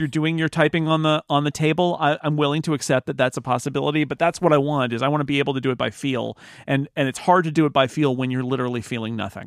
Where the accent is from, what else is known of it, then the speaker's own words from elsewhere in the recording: California, United States; I'm from California